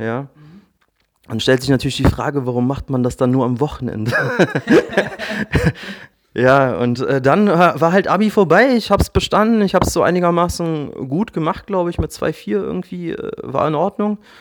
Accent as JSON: {"language": "German", "region": "Berlin", "country": "Germany", "tie": "born or raised there", "said": "34, geboren und aufgewachsen in Berlin."}